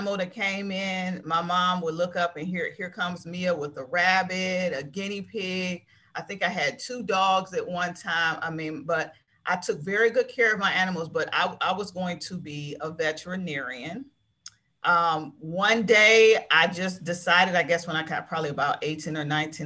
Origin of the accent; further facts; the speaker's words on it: Maple Heights, Ohio, United States; I grew up in Maple Heights. I grew up on Anthony Street in Maple Heights.